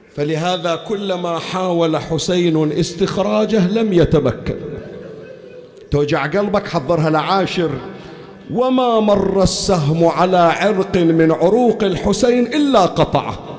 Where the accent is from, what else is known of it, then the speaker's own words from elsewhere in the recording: Bahrain; عندنا بالبحرين وخارج البحرين